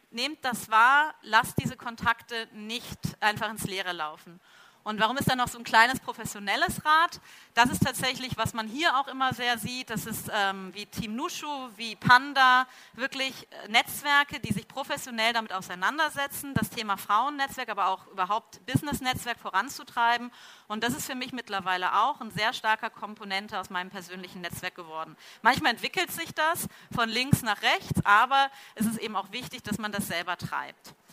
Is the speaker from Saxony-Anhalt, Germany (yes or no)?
no; Cologne, North Rhine-Westphalia, Germany; now in Munich, Germany; dass ich ja Kölsche Frohnatur bin, nämlich ursprünglich aus Köln komme und hier in München eigentlich ähm, so meine zweite Heimat gefunden hat.